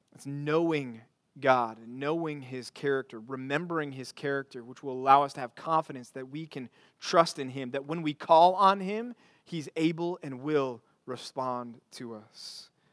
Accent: Texas, United States; also born or lived in Missouri; now in Arizona, United States; Growing up in Texas

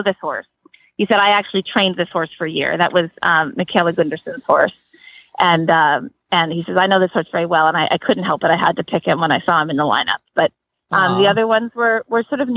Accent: New England, United States; also born or lived in Maryland; now in Florida, United States; I grew up in New England and I've been in Maryland for years and I'm sort of new to Florida.

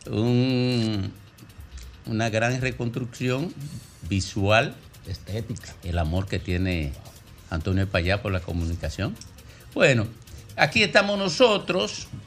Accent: Miches, El Seibo, Dominican Republic; moved away; Nací en Miche

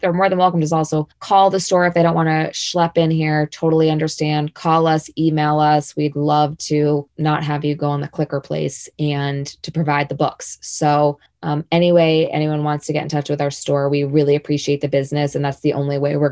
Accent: Boston, Massachusetts, United States; moved away as an adult; now in Jackson, United States; I grew up in Boston.

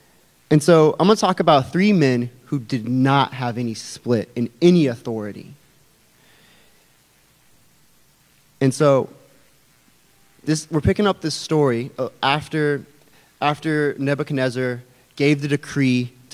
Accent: Albuquerque, New Mexico, United States; moved away; I am from Albuquerque, New Mexico. And that's a little bit of my homeland right there. That's the city that I went to high school in all those formative years.

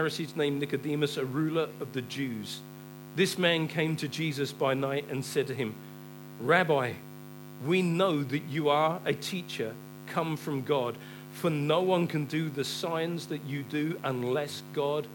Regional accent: England, United Kingdom; we're too English. We're too British.

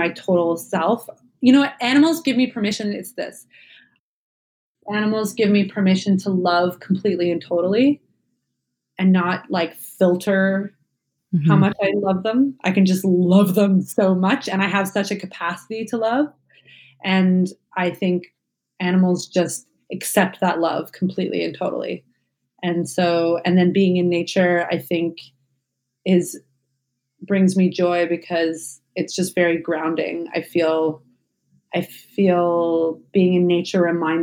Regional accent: Canada; I'm Canadian

